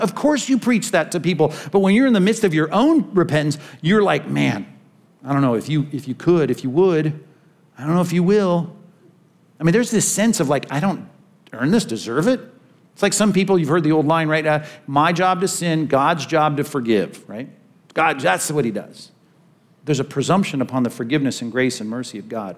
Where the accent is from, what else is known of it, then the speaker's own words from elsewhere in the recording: California, United States; since I'm from California